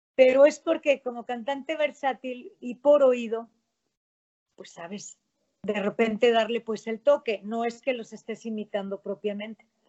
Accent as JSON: {"language": "Spanish", "town": "León", "region": "Guanajuato", "country": "Mexico", "said": "Yo soy guanajuatense, soy panza verde"}